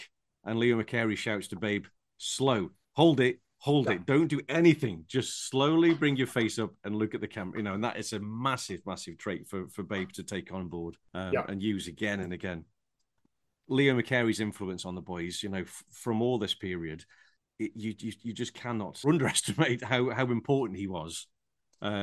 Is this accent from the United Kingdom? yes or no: yes; United Kingdom; I'm very British